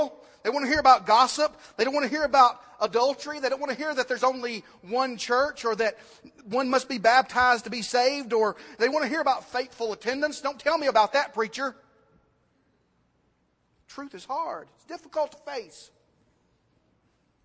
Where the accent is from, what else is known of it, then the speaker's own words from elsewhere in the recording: United States; American Christians